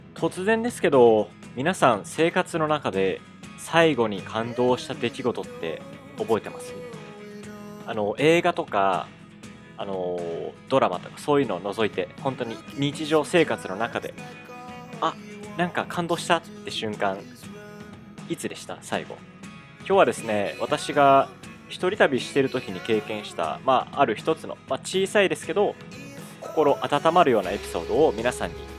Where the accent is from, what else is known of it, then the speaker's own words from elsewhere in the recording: Kansai, Japan; accent: Kansai dialect; 関西弁出ちゃった